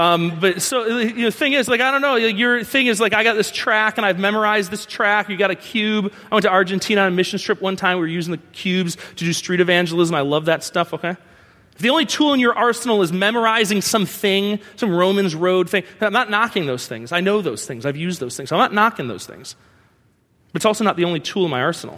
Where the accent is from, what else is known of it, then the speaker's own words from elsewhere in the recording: New York, United States; I'm from New York